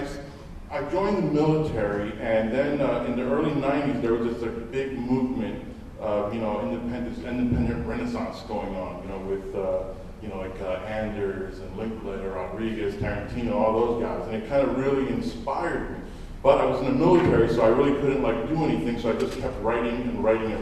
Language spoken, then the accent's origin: English; Philadelphia, Pennsylvania, United States; I'm from Philadelphia, PA